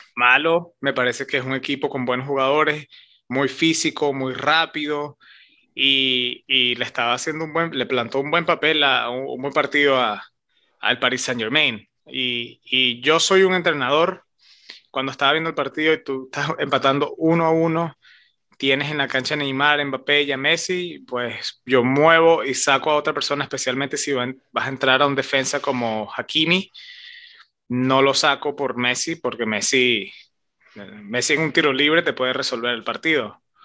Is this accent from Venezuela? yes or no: yes; Venezuela; nosotros somos venezolanos